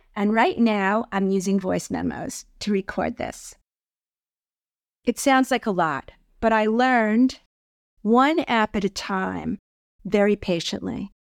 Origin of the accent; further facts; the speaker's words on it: New York, United States; I am from New York